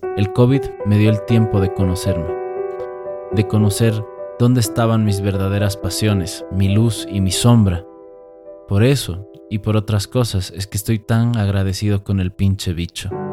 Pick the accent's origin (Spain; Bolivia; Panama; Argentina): Bolivia; moved away as an adult; Yo creía que no me había ido de Bolivia porque el sistema era una mierda, y no. No me fui de Bolivia porque no me conocía